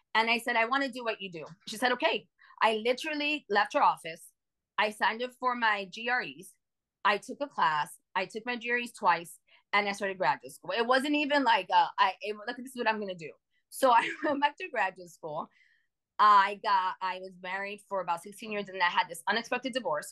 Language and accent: English; New York City, New York, United States; moved away as an adult; now in Phoenix, United States; So I live in Phoenix, but I'm from New York.